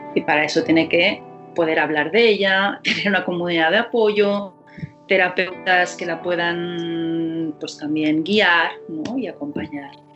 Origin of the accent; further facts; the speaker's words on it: Barcelona, Catalonia, Spain; mi ciudad natal, que es Barcelona